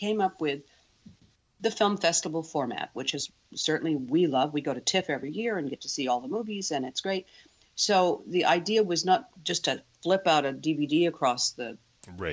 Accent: United States; now in Canada; I'm an American, so I grew up with so much Americana

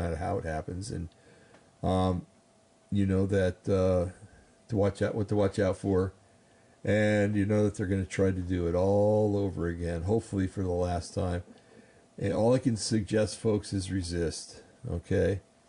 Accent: New Jersey, United States; I grew up in New Jersey

